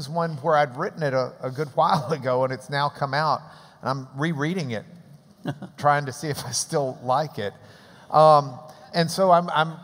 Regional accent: Texas, United States; We've been in Texas forever

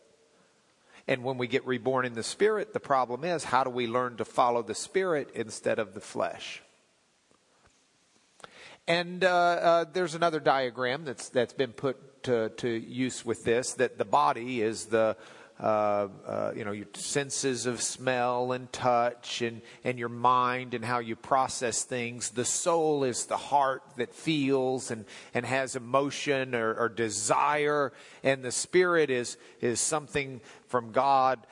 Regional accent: Lubbock, Texas, United States; When I was growing up in Lubbock, I was in high school.

